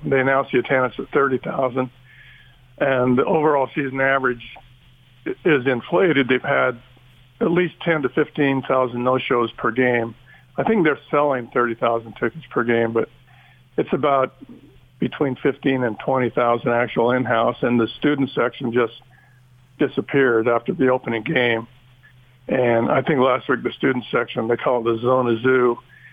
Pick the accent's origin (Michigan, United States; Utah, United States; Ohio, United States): Utah, United States; also born or lived in Oregon; now in Tucson, United States; I grew up in Utah